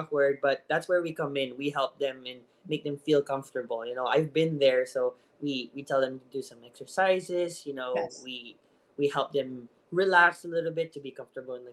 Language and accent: English; Central Luzon, Philippines; first language Tagalog; English is a second language; moved away as an adult; now in United States; I'm Tagalog. So I grew up in Bulacan